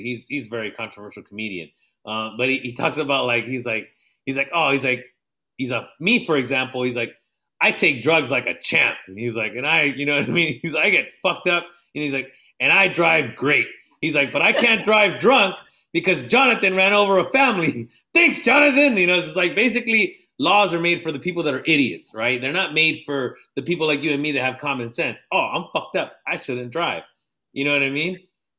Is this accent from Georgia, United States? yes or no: no; National City, California, United States; also born or lived in Jalisco (ancestry); oh, where are you from? You know, oh, San Diego.